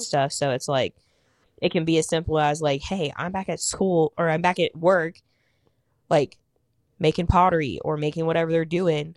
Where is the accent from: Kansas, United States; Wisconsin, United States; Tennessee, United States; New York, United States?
Kansas, United States; moved away as an adult; also born or lived in Wichita; now in Indianapolis, United States; I live in Indianapolis, I'm from Kansas